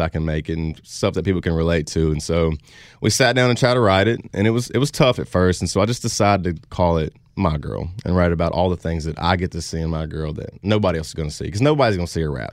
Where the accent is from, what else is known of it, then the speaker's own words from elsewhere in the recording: Louisiana, United States; I'm from, uh, like I said, I'm from Louisiana.